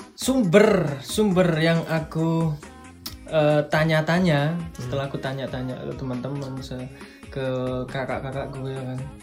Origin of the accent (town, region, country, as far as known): Malang, East Java, Indonesia; born or raised there